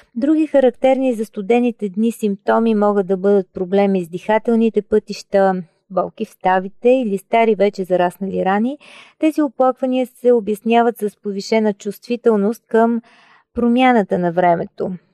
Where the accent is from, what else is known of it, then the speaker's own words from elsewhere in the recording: Bulgaria; Ние като българи